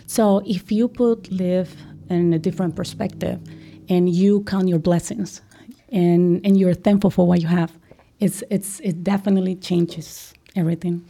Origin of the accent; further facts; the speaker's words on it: Colombia; moved away as an adult; now in United States; I'm originally from Colombia